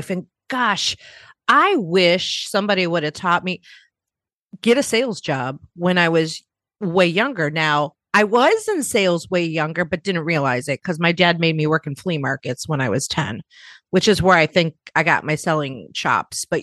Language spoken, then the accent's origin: English; Chicago, Illinois, United States; We're both from the Midwest um, in the US. And right, you're you're from the Cleveland area, I'm from the Chicago area.